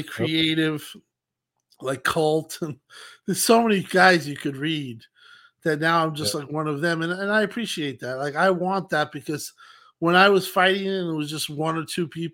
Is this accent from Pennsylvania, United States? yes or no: no; Long Island, New York, United States; I'm from Long Island